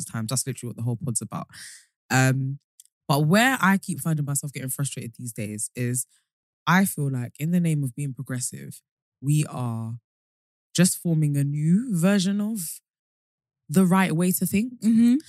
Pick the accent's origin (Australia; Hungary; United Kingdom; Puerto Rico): United Kingdom; London; born or raised there